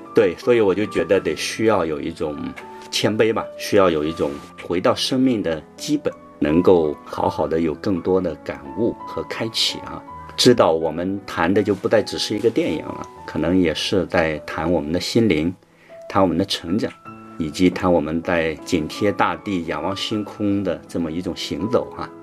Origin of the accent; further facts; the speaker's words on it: China; 我们中国人常说“养儿养老”